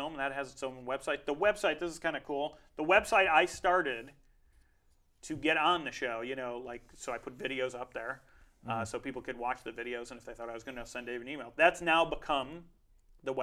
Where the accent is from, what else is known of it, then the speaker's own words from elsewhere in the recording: Chicago, Illinois, United States; now in Los Angeles, United States; I grew up in the Midwest in Chicago